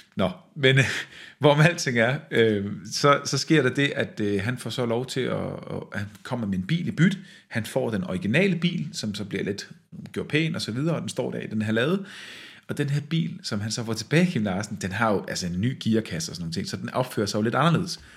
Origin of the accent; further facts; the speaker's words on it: West Jutland, Central Denmark Region, Denmark; jeg er faktisk selv fra Vestjylland